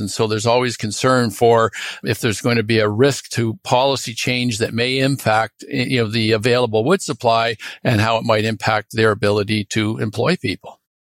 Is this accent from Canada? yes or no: yes; Toronto, Ontario, Canada; moved away as an adult; now in British Columbia, Canada; I grew up in Toronto